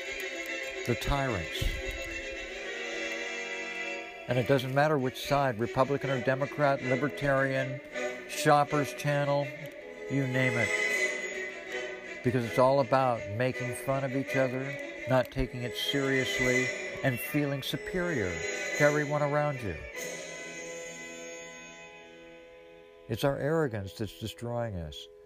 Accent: United States; I'm an American

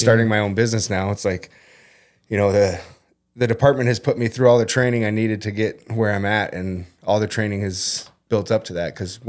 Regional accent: Arizona, United States; also born or lived in Perham, United States; Then when my parents split up, my mom took me and my brother down to Arizona. So it's been a good 27 years down there.

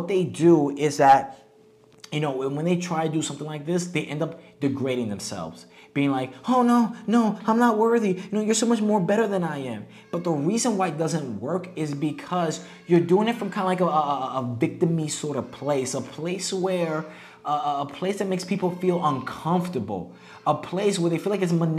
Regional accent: United States; moved away as an adult; now in Mexico; we're from the United States

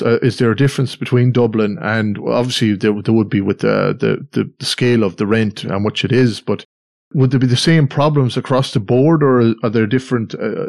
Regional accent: Australia; born there; Well, I was born in Australia anyway, so, with immigration

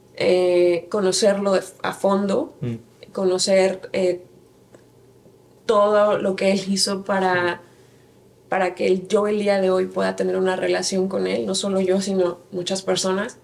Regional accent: Santiago de Querétaro, Querétaro, Mexico; moved away as an adult; also born or lived in Mexico City; now in Phoenix, United States; yo nací en la Ciudad de México, 24 de septiembre de 1986, pero eh, por situaciones laborales de mi papá nos fuimos a vivir a Querétaro, Santiago de Querétaro, Querétaro, la capital del estado de Querétaro, eh, cuando tenía seis años. Entonces, crecí en Querétaro

